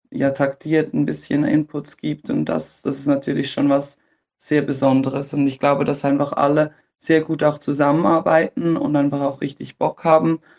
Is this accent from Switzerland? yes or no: yes; Switzerland; oder für mich auch als Schweizerin.